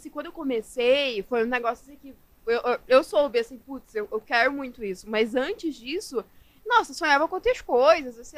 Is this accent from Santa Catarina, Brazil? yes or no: no; Manaus, Amazonas, Brazil; Sou, sou é, de Manaus, é sou nascida e na terrinha. Manaus é raiz.